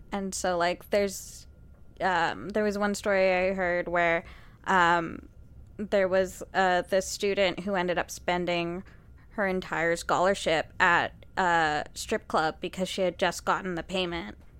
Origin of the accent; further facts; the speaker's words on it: Canada; we are Canadian